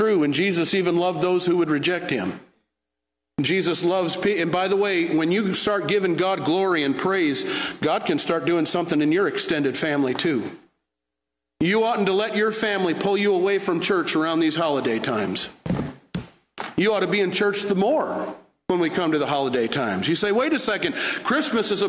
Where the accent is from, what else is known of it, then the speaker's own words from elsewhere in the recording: Michigan, United States; now in Fort Worth, United States; I was raised in the North